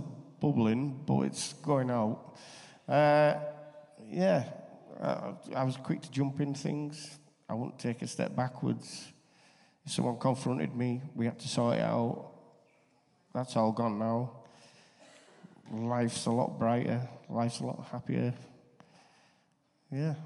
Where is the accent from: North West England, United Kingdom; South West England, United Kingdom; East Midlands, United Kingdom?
North West England, United Kingdom; Barrow-in-Furness; I come from Jesus and Barrow